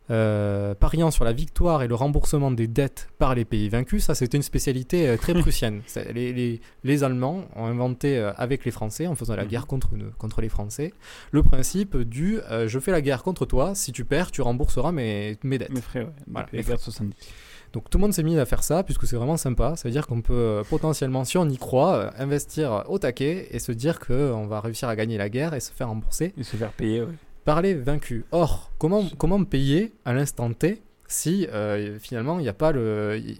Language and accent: French; France; chez nous en France